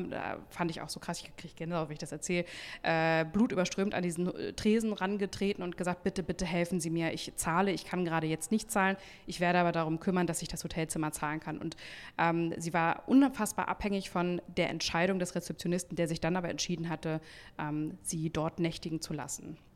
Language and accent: German; Hamburg, Germany; Wir kommen ja auch aus Hamburg.